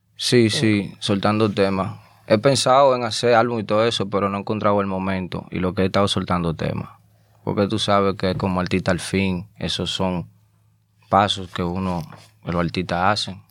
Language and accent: Spanish; Azua, Dominican Republic; moved away as an adult; also born or lived in Santo Domingo / Bronx, New York; now in New York, United States; yo nací en Santo Domingo, pero me crié en un campo llamado Asua